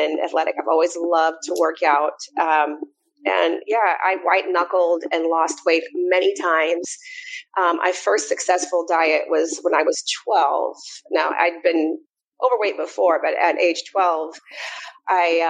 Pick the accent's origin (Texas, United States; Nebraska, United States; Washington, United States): Nebraska, United States; Omaha; also born or lived in North Carolina; now in Atlanta, United States; I'm a Midwesterner. I'm originally from Omaha, Nebraska